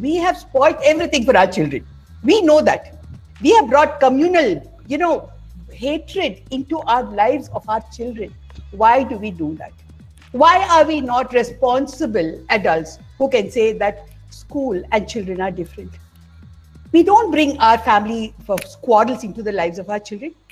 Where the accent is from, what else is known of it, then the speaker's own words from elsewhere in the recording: Tamil Nadu, India; I come from Tamil Nadu